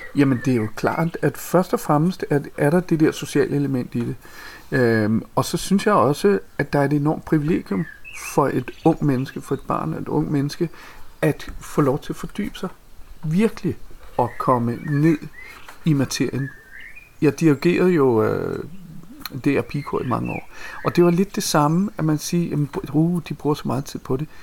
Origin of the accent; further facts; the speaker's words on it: Copenhagen, Capital Region of Denmark, Denmark; Jeg kommer fra fra Amager, øh, et øh, ret øh, barsk kvarter, vi voksede op